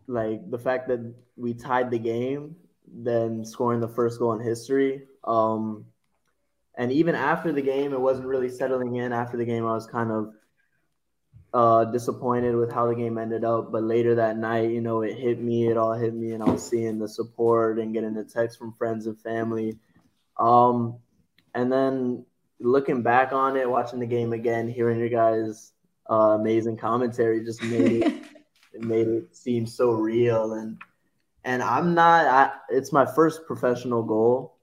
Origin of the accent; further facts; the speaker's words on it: Cary, North Carolina, United States; also born or lived in Burlington, North Carolina; I'll claim Cary. I was born in Burlington, but I claim Cary.